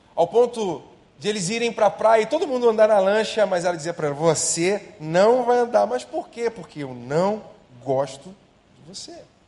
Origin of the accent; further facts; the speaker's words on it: Brazil; eu sou brasileiro